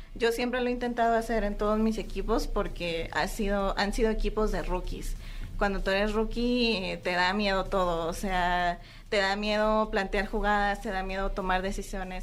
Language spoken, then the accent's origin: Spanish; Mexico; nosotras que somos las mexicanas